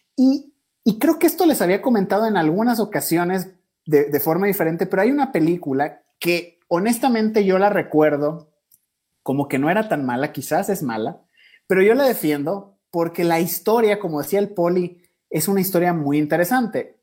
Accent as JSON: {"language": "Spanish", "country": "Mexico", "moved": "yes", "lives_now": "Ecuador", "said": "yo soy mexicano, pero vivimos aquí en Ecuador todos"}